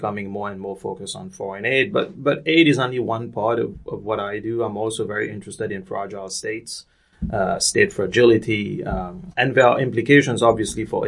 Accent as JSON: {"language": "English", "country": "Mauritius", "tie": "born or raised there", "moved": "yes", "said": "I was born and raised in Mauritius, so I grew up in a small island off the east coast of Africa"}